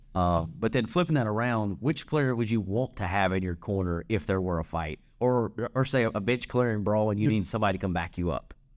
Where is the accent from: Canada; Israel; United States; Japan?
United States; North Central Louisiana; I'm from North, North Central Louisiana. We, we say Lafayette